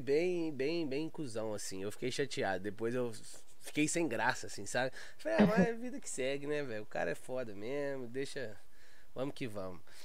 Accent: Belo Horizonte, Minas Gerais, Brazil; sou lá de Belo Horizonte

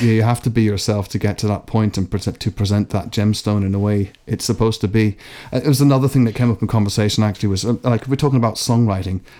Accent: Ireland; moved away; also born or lived in Scotland; I was born in Scotland, um, but I, uh, because I spent spent the bulk of my time in Ireland.

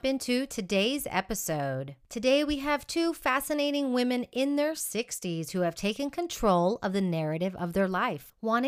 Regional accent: Houston, Texas, United States; moved away as an adult; also born or lived in Austin, Texas; now in Madrid, Spain; I'm originally from Houston, Texas

